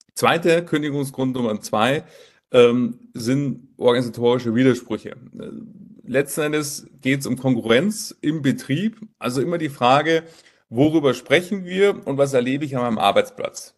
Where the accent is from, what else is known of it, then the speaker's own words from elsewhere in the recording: Munich, Bavaria, Germany; Filialleiter hier in München, München, meine Heimatstadt. Dort ähm, äh, bin ich geboren